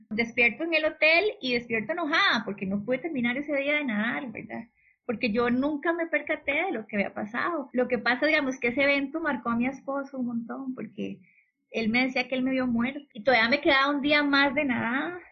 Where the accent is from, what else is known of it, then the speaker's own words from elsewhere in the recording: Belén, Heredia, Costa Rica; me crié aquí en Belén